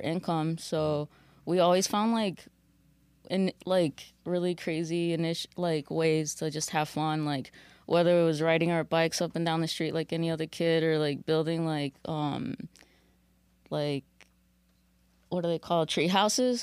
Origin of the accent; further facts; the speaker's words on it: Aurora, Illinois, United States; I'm from Aurora, Illinois